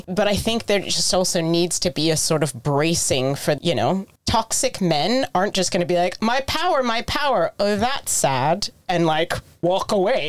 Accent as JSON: {"language": "English", "country": "United States", "said": "I am American."}